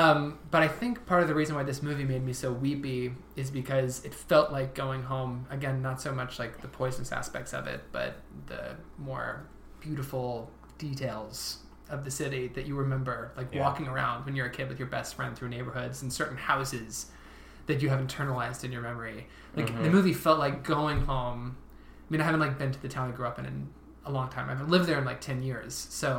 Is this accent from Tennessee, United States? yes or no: no; Southern Ohio, United States; moved away; I grew up in Southern Ohio.